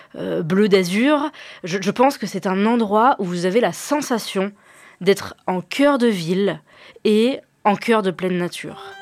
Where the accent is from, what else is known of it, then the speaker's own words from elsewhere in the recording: Clermont-Ferrand, Auvergne-Rhône-Alpes, France; je suis née à Clermont-Ferrand et j'y vis toujours